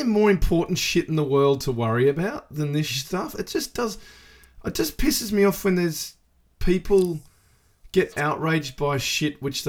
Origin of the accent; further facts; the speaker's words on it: Australia; now in New Zealand; I'm from Australia.